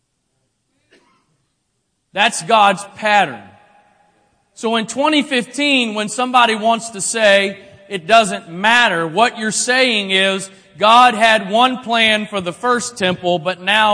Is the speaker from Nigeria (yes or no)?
no; Maryland, United States; I'm from here. Maryland. I was born